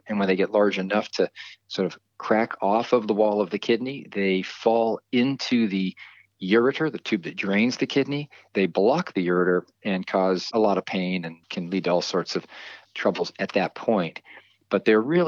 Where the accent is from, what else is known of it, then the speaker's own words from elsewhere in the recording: Marin County, California, United States; also born or lived in East Coast; I grew up here in Marin County